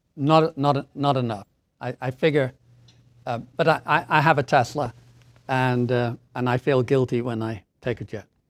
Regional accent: Doncaster, Yorkshire and the Humber, United Kingdom; moved away as an adult; also born or lived in Hertfordshire; now in Boston, United States; the family moved up to stay with our grandparents in the north of England in a coal mining town called Doncaster

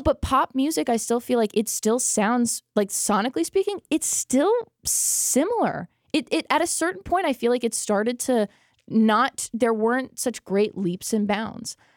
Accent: United States; As an American

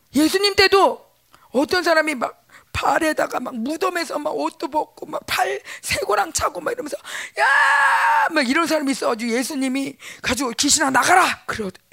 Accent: South Korea

